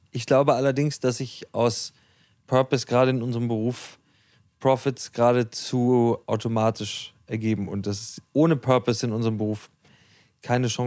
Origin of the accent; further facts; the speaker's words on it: Hamburg, Germany; Wir als Hamburger